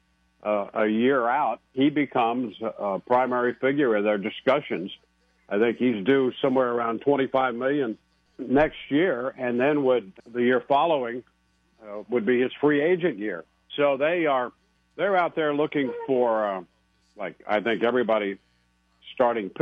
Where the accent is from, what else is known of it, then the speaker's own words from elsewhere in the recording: Advance, Missouri, United States; moved away; I was born in Advance